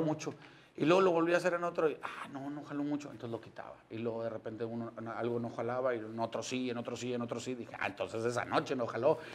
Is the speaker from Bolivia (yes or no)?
no; San Nicolás de los Garza, Nuevo León, Mexico; yo soy de San Nicolás de los Garza. Yo nací ahí en la Clínica 6, ahí en la Avenida Universidad. Me crié en la colonia Chapultepec